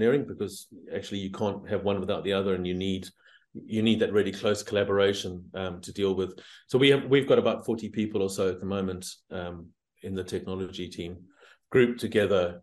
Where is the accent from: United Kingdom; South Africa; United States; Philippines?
South Africa; moved away; also born or lived in Southeast Asia; You probably can hear that I'm originally South African, but I've spent a lot of my time living here and in Southeast Asia